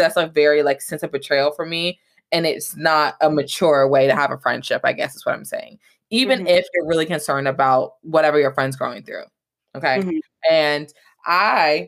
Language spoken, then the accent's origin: English; Atlanta, Georgia, United States; I grew up in Atlanta, Georgia